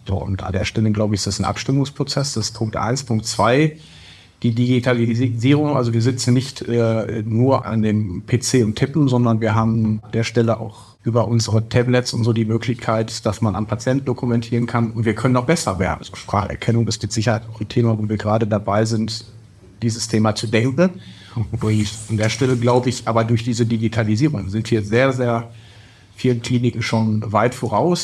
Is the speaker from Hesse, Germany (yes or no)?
no; Bochum, North Rhine-Westphalia, Germany; ich bin 44 und als Bochumer Kind des Ruhrgebiets